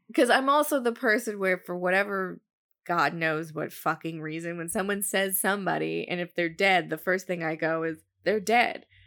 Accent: New Jersey, United States; where I grew up in New Jersey

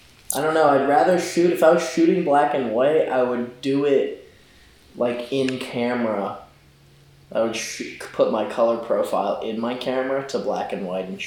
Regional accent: California, United States; That's what I did when I got that truck, because I came from California.

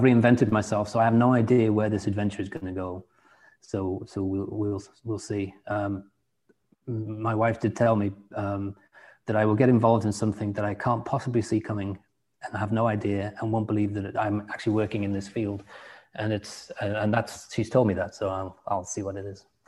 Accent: England, United Kingdom; moved away; also born or lived in Washington State, United States; Being English

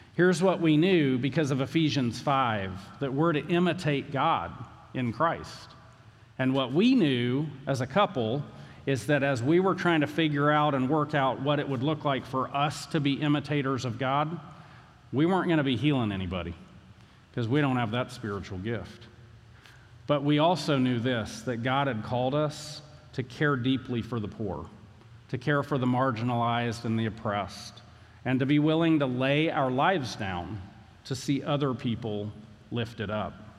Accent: Valdosta, Georgia, United States; I grew up in Valdosta. I barely can speak English.

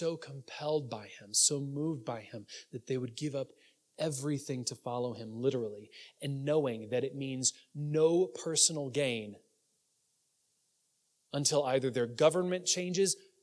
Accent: United States; we have as American Christians

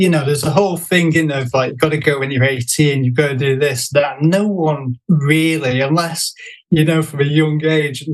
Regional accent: Stockport, North West England, United Kingdom; moved away as an adult; also born or lived in London; I live in Stockport, just outside of Manchester. And, been living here for the last... Well, I was born here, but then I moved away

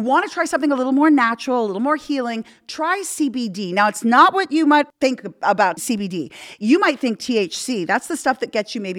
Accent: Canada; moved away; I'm from Canada

